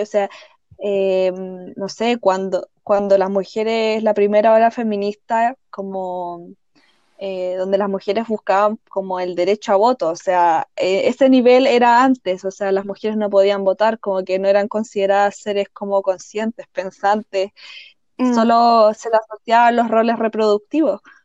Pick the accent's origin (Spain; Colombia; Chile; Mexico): Chile; soy una chilena viviendo en Chile